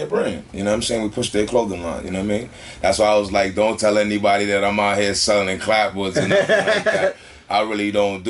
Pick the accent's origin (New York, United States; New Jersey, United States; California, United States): New York, United States; Bronx; From uptown in the Bronx. You know what I'm saying? We don't consider this part of New York uptown.